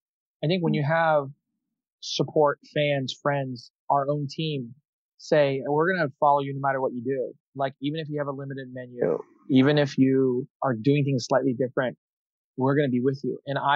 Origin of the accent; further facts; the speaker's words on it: United States; I'm American